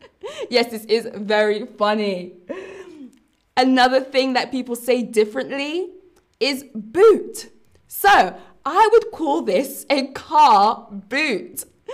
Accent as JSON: {"language": "English", "region": "London", "country": "United Kingdom", "accent": "London", "said": "I am from London, so I have a London accent, which can be very different to accents across the UK."}